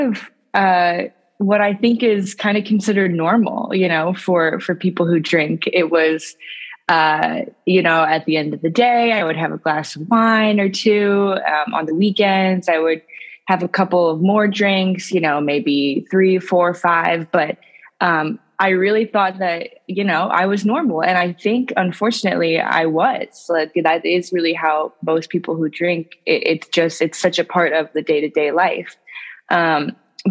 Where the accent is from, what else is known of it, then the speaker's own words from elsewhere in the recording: St. Louis, Missouri, United States; now in Albany, United States; I live in New York now, but I'm actually originally from St. Louis, Missouri, so the middle of the U.S.